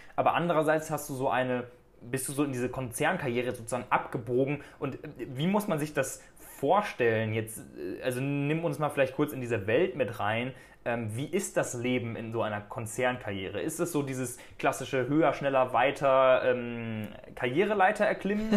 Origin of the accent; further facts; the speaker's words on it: Germany; weil es natürlich auch das Land ist, wo ich herkomme